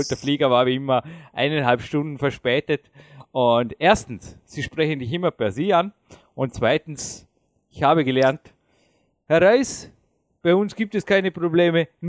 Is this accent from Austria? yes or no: yes; Austria; wenn ich als Österreicher Nationalstolz hätte und sagte, ja, Alpenrepublik und alles andere interessiert mich nicht